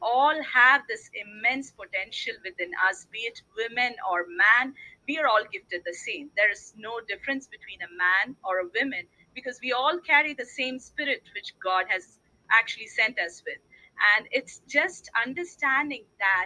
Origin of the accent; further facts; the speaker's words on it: India; I was born in India